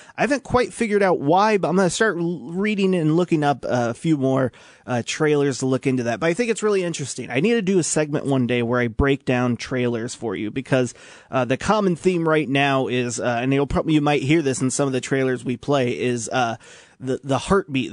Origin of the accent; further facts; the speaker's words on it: Washington, Illinois, United States; now in Peoria, United States; I grew up in Washington, live in Peoria now